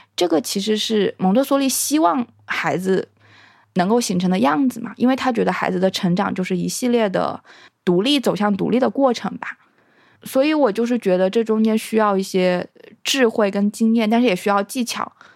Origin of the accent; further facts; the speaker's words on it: China; moved away; 我小时候有想过，如果我没有生在中国，我有什么遗可遗憾的？